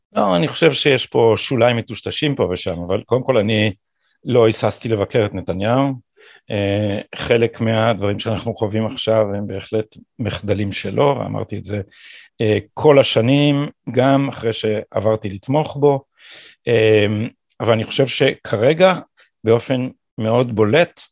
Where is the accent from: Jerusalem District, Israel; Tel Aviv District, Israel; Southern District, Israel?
Jerusalem District, Israel; Jerusalem; born or raised there